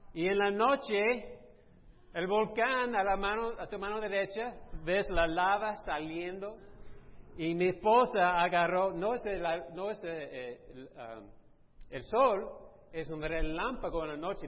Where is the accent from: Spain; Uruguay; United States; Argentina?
United States; Texas; moved away; yo fui criado en Texas